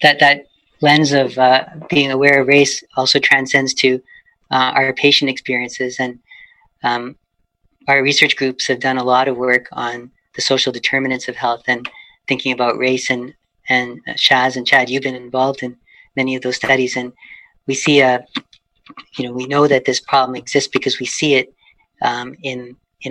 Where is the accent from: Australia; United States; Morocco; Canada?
Canada; Edmonton, Alberta; now in Vancouver, Canada; growing up in Edmonton in the 70s and 80s